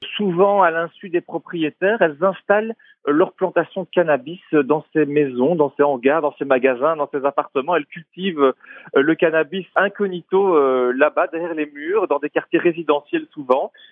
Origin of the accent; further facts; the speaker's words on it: Belgium; chez nous en Belgique